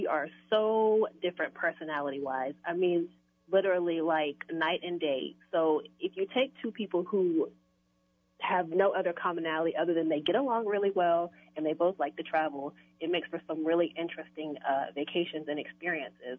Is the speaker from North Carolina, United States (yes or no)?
no; East Texas, United States; moved away as an adult; now in Houston, United States; I'm originally from East Texas. I'm a country girl. I moved to Houston strictly to pursue my wanting to write, be a journalist. There were more opportunities here than in my hometown